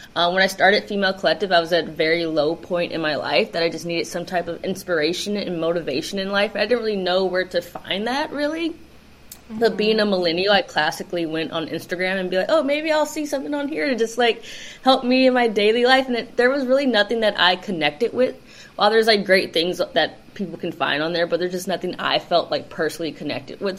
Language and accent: English; Los Angeles, California, United States; I grew up in the South Bay, which is like Torrance Redondo Beach area